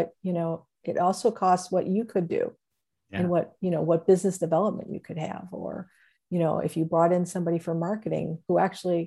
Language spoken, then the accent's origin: English; Cleveland, Ohio, United States; I'm from Cleveland